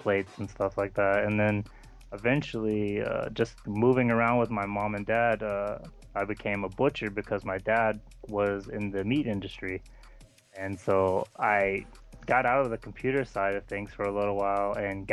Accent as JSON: {"language": "English", "town": "Houston", "region": "Texas", "country": "United States", "tie": "born or raised there", "moved": "yes", "said": "when I was little, I grew up in Texas, and it was Houston area"}